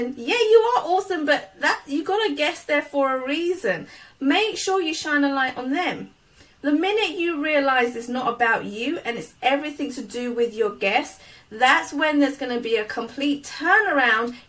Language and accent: English; United Kingdom; born or raised there; accent: British